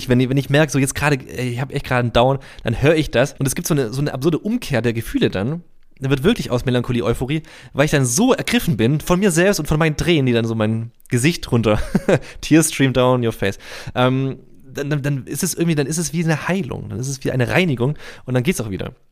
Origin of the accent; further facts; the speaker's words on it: Reutlingen, Baden-Württemberg, Germany; Das ist ja bei uns in der Nähe bei Tuttlingen. Ich komme aus Reutlingen, das ist so eine Stunde entfernt.